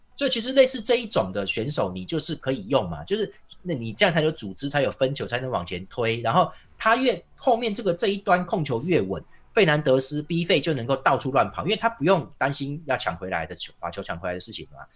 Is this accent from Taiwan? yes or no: yes; Tainan, Taiwan; 我们台南人